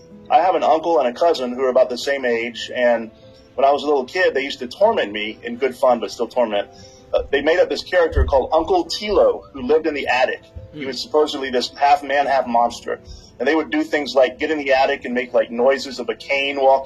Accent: Louisiana, United States; moved away as an adult; also born or lived in New Orleans, Louisiana / Lafayette, Louisiana / mainland China; I'm from Louisiana, grew up partially in New Orleans and in Lafayette

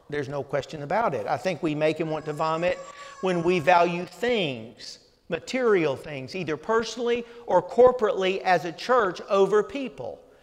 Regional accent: the South, United States; growing up in the South

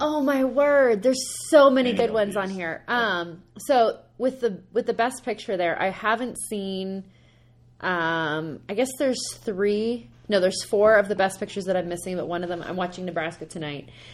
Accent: Canada; I'm a Canadian.

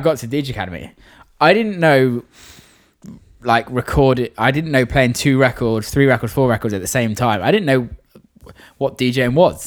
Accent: a tiny village near Bristol, South West England, United Kingdom; also born or lived in Weston-super-Mare; I know I'm saying from Bristol just because it's easier for people to know where I'm from. But I'm actually from like a tiny village

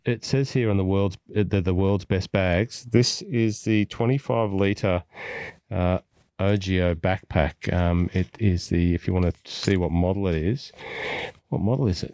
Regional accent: Scotland, United Kingdom; now in Melbourne, Australia; being a Scottish golf fan

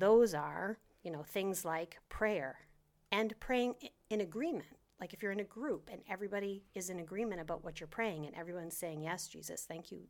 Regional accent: Maine, United States; moved away as an adult; also born or lived in New Hampshire; now in Florida, United States; grew up in Maine my whole life

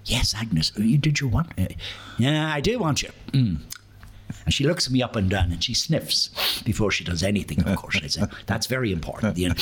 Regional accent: Dundalk, Leinster, Ireland; I was born and reared in Mary Street.

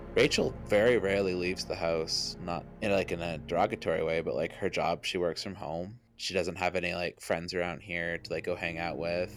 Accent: Nova Scotia, Canada; I come from Nova Scotia

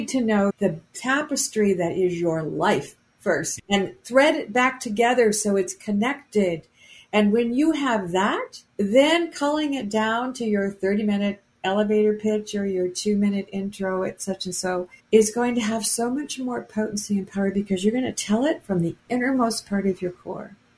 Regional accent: Anchorage, Alaska, United States; moved away; also born or lived in Seattle; When I was a little girl growing up in Anchorage

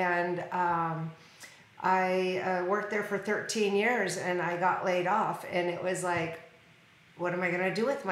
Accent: Washington, United States; now in Arizona, United States; I'm from Washington State

